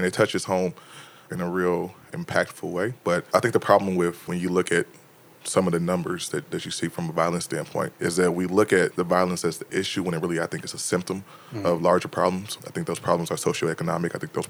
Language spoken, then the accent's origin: English; Chicago, Illinois, United States; I am a native Chicagoan, born and raised on the far south side of the city, currently living in the near south side in the Bronzeville community.